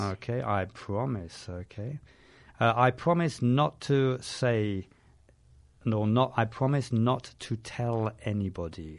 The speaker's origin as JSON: {"language": "English", "region": "London", "country": "United Kingdom", "said": "I'm from London."}